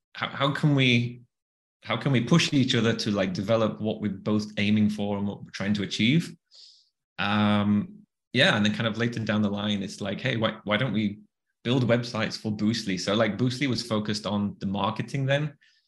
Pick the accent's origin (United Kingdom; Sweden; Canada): United Kingdom; the north of England; accent: Northern; moved away; also born or lived in Bali; another Northern accent